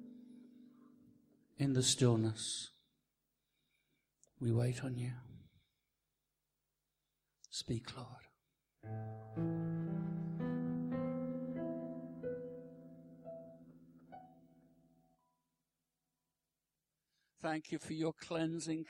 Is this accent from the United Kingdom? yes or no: yes; Birmingham, West Midlands, United Kingdom; now in Lincoln, United Kingdom; I'm from Lincoln. Originally from Birmingham, which is great. I love Birmingham